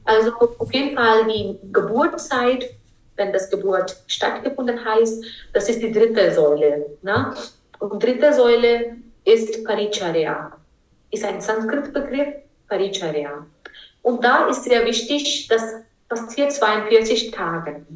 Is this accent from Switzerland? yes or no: no; India; German is a second language; now in Germany; ich bin Inderin